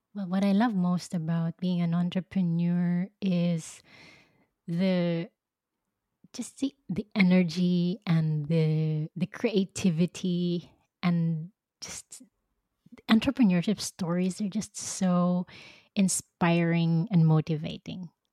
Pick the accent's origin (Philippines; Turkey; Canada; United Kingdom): Philippines; moved away as an adult; now in Belgium; I grew up in the Philippines